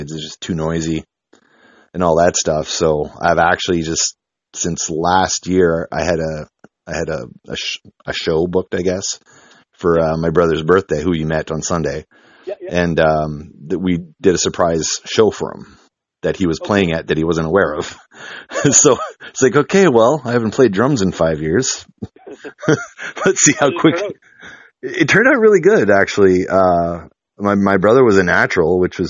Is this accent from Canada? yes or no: yes; the Maritimes, Canada; now in Winnipeg, Canada; I'm from the Maritimes